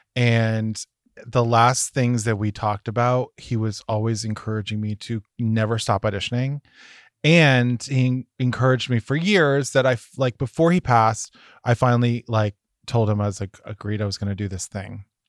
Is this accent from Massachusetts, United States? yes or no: yes; Massachusetts, United States; I'm from Massachusetts